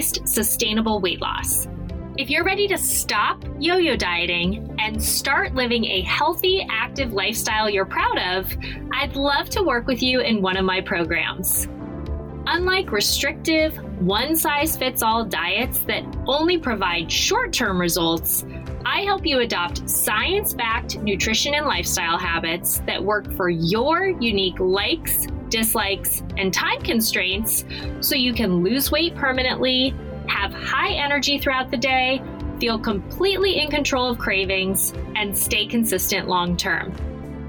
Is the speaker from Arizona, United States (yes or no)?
yes; Phoenix, Arizona, United States; I grew up in Phoenix.